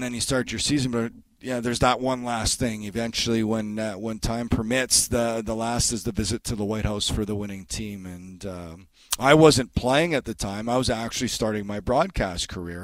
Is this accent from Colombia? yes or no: no; Canada; being Canadian is probably a different experience